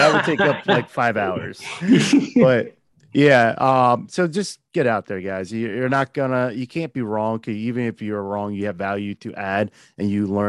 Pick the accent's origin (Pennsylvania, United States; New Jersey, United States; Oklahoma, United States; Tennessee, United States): New Jersey, United States; As I keep saying, I'm a nobody from Jersey.